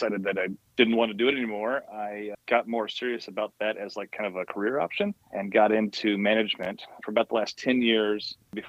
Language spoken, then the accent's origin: English; Kansas City, United States; moved away as an adult; now in Lake Orion, United States; I'm not from here. I'm originally from Kansas City, but my wife's from the general area, and we moved here about 6 years ago.